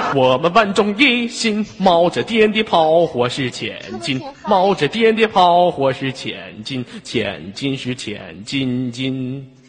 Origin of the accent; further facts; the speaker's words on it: Inner Mongolia, China; 来自于美丽的大草原，内蒙古